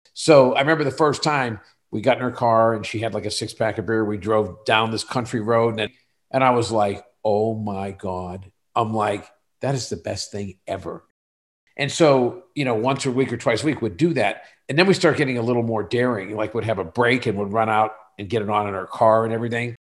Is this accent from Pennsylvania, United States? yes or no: yes; Western Pennsylvania, United States; moved away as an adult; I moved away from Western Pennsylvania